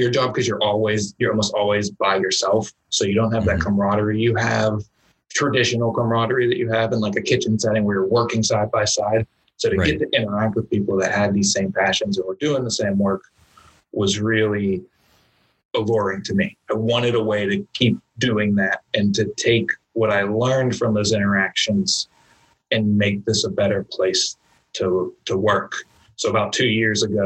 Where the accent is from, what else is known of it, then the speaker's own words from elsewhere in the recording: Pittsburgh, Pennsylvania, United States; So I love Pittsburgh. It's my hometown. It's where I grew up